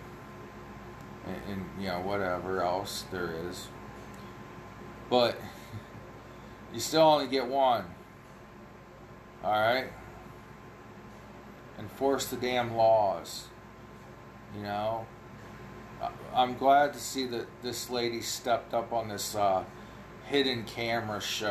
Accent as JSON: {"language": "English", "region": "Ohio", "country": "United States", "said": "I know I talk funny, I'm from Ohio"}